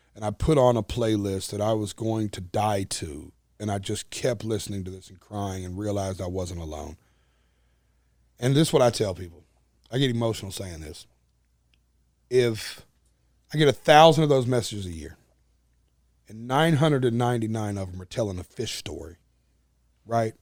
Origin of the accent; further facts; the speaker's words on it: Nashville, Tennessee, United States; accent: twang; I'm playing my hometown arena